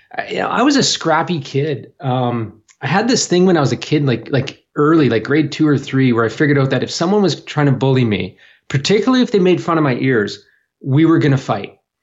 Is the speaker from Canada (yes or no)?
yes; New Brunswick, Canada; also born or lived in Toronto; now in Vancouver, Canada; I was born in Toronto, but I was raised on the east coast of Canada, so a place called, uh, in New Brunswick, which is just a little north of Maine.